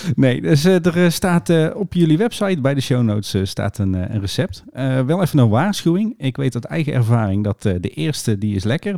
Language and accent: Dutch; North Brabant, Netherlands; bij ons in Brabant